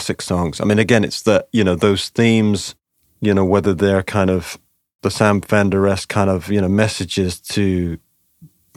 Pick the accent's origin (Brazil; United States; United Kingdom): United Kingdom; I'm British